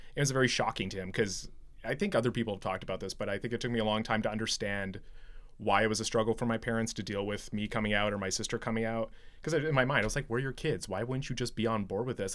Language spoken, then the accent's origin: English; Medicine Hat, Alberta, Canada; I grew up in Southern Alberta, Medicine Hat